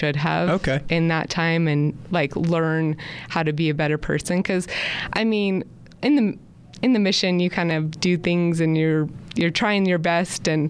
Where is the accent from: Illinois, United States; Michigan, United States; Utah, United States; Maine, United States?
Utah, United States; also born or lived in San Jose, California; I am from Utah. I've been here for a while, a long while